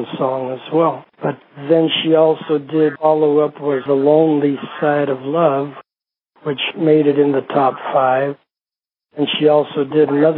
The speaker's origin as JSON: {"language": "English", "town": "Billings", "region": "Montana", "country": "United States", "tie": "born or raised there", "also_born_or_lived": "Greece", "said": "I was born in Greece. And we moved to the States in 57. We moved to a little town in Montana, a little farming community. And then from there in 58, we moved to Billings, Montana. And so I grew up in both places"}